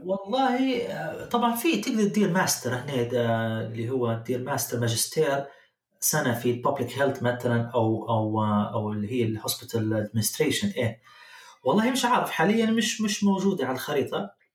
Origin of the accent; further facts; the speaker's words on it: Libya; moved away as an adult; also born or lived in Germany; now in Canada; طلعت من ليبيا في نهاية الألفين وعشرة